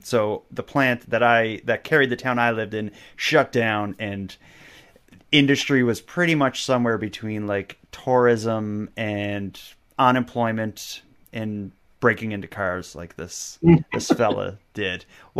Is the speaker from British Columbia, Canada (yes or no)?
no; Nova Scotia, Canada; it was where I grew up in Cape Breton, as I talked about there, it was the unemployment rate was nuts. Where I grew up, we had the highest unemployment rate, highest cancer rate, and highest teen pregnancy rate in all of Canada.